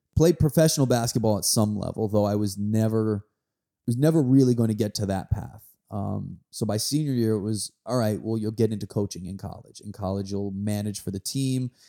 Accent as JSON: {"language": "English", "region": "New York", "country": "United States", "tie": "born or raised there", "said": "I grew up right outside New York in the nineties"}